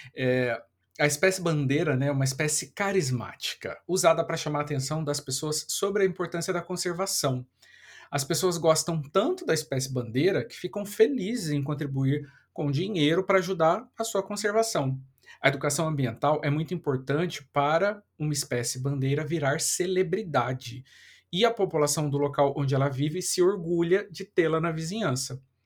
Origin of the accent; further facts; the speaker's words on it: Taubaté, São Paulo, Brazil; now in Rio de Janeiro, Brazil; minha cidade natal, Taubaté